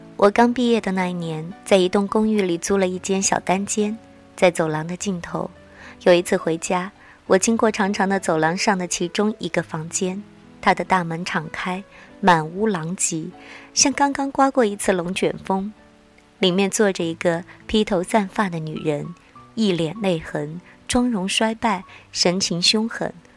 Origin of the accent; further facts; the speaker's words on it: the South, southern China, China; 因为我是南方人。